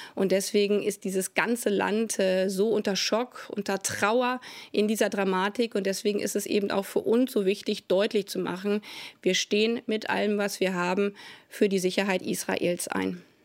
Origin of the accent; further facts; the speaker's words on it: Germany; als Deutsche